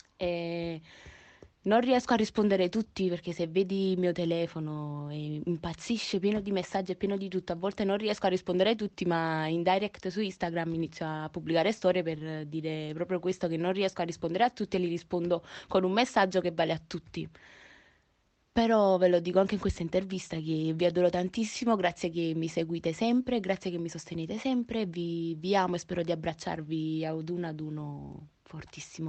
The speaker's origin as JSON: {"language": "Italian", "town": "Naples", "region": "Campania", "country": "Italy", "said": "sono di Napoli, proprio napoletana verace"}